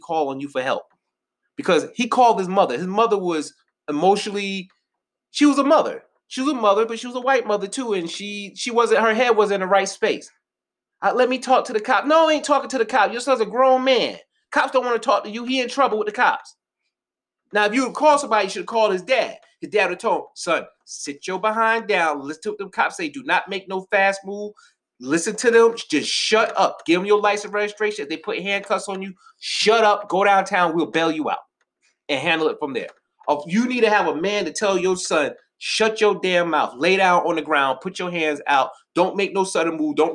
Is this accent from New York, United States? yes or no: yes; Rockland County, New York, United States; I grew up in Rockland County, New York. Shout out to the 845